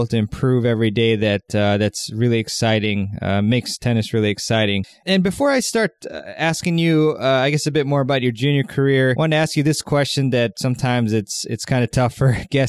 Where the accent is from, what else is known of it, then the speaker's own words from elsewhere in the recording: Maryland, United States; where I'm from, Maryland